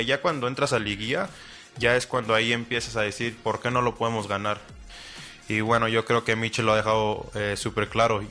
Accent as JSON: {"language": "Spanish", "country": "Mexico", "also_born_or_lived": "United States", "said": "como mexicano"}